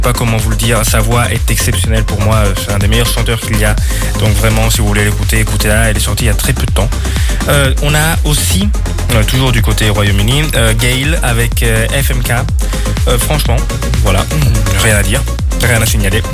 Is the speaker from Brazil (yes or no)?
yes; Brazil; moved away; je suis brésilien